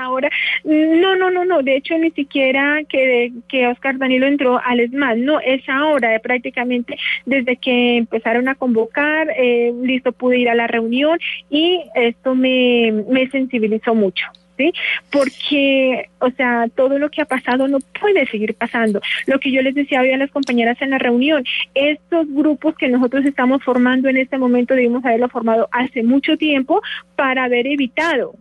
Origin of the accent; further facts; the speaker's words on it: Nariño, Colombia; moved away as an adult; now in Bogotá, Colombia; de Nariño. Yo soy de Paz.